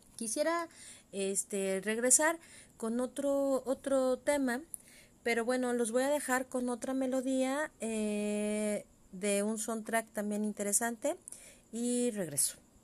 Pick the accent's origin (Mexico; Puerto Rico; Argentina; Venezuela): Mexico; lo que nos constituiría nosotros eh, como mexicanos